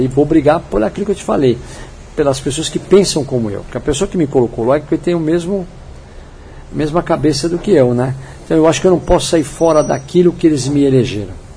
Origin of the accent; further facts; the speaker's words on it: São Paulo, Brazil; eu nasci no São Paulo, né, na capital. Minha, minha vida toda foi ali entre Genópolis